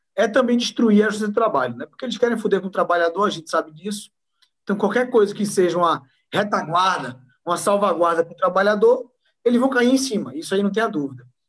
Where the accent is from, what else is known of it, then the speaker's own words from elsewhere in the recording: Recife, Pernambuco, Brazil; moved away as an adult; also born or lived in Envira, Amazonas / Mirassol d'Oeste, Mato Grosso; now in São Paulo, Brazil; eu sou pernambucano de nascença, nasci da capital, no Recife